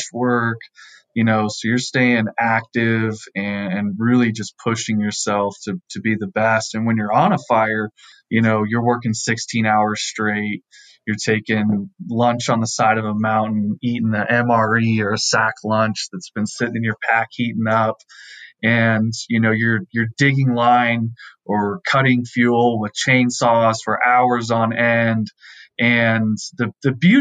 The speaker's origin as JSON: {"language": "English", "region": "Southern California", "country": "United States", "tie": "born or raised there", "said": "I grew up in Southern California."}